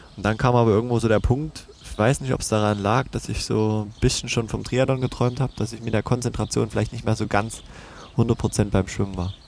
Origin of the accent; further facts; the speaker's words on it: Döbeln, Saxony, Germany; now in Leipzig, Germany; in meiner Heimat in Döbeln